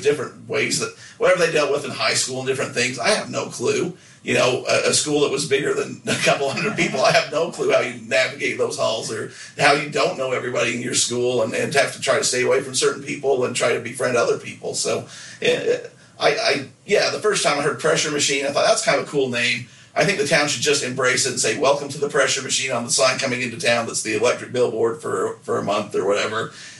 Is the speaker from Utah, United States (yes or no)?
yes; Nephi, Utah, United States; we can make fun of it because we're from there